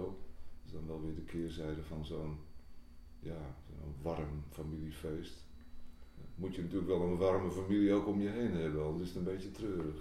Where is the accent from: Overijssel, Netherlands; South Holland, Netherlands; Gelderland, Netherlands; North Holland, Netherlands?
North Holland, Netherlands; Bergen; Ik kom uit Bergen